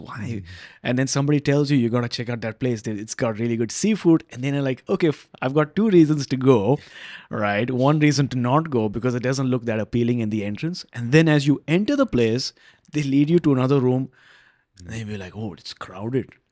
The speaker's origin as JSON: {"language": "English", "town": "Vancouver", "region": "British Columbia", "country": "Canada", "said": "I'm from Vancouver"}